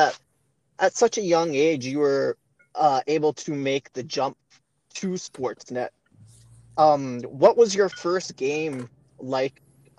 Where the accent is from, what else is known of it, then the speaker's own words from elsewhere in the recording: Abbotsford, British Columbia, Canada; also born or lived in Vancouver; I'm from Abbotsford